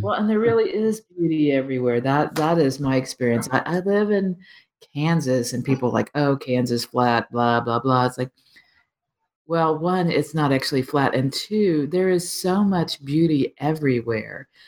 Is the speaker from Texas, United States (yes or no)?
yes; Texas Panhandle, United States; I grew up in the Texas Panhandle